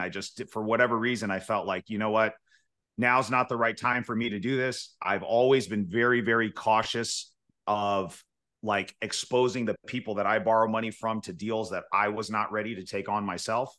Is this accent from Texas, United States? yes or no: no; Fresno, California, United States; our market, Fresno, as an example, because this is my hometown